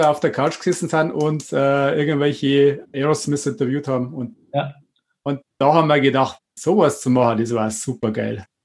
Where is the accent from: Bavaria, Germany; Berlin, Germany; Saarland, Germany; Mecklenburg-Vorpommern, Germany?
Bavaria, Germany; Wartenberg; Ich bin geboren 1970 in Wartenberg, aufgewachsen im Weierfeld.